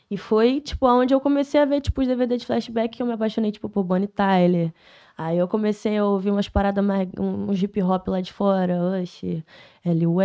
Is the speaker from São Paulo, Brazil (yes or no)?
no; Rio do Ouro, Rio de Janeiro, Brazil; A minha infância foi no Rio do Ouro, tá ligado? Eu morei lá até meus 12 anos de idade.